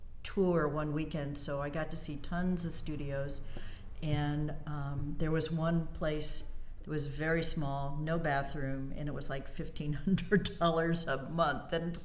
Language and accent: English; Indianapolis, Indiana, United States; born there; also born or lived in New York City / upstate New York / South Carolina / Alaska; Born in Indianapolis. Mm-hmm. And then I was the gypsy of the family. I've lived in New York City. I was in upstate New York, South Carolina, northern Indiana, Alaska.